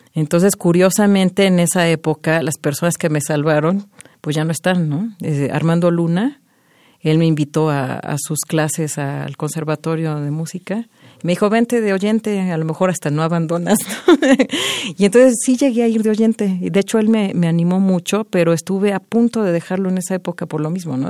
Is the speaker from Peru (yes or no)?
no; Mexico; moved away as an adult; also born or lived in Montreal, Canada; Desde mi origen, pues obviamente siempre voy a sentir que soy más mexicana que canadiense porque pues es de aquí